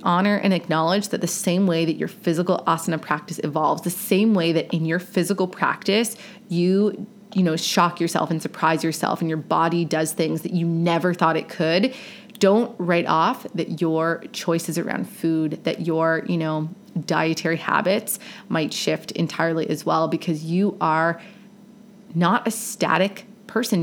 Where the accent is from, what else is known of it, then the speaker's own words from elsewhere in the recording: Canada; Growing up in Canada